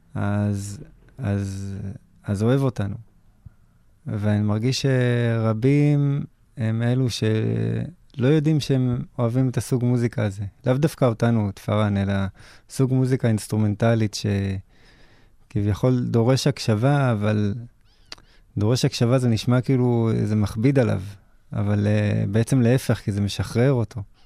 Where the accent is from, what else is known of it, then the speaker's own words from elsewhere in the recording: Israel; ככה גדלנו בארץ